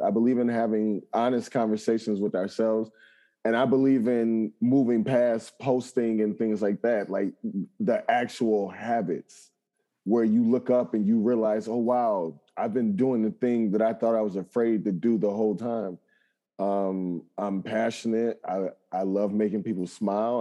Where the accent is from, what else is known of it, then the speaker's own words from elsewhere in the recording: Chicago, Illinois, United States; growing up in Chicago, never leaving the city limits